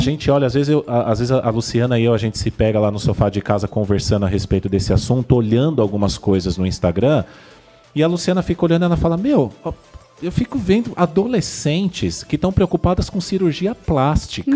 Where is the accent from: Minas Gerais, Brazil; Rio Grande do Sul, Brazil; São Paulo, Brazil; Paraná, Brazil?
São Paulo, Brazil; Vila Gerty; eu nasci aqui na Vila Gerte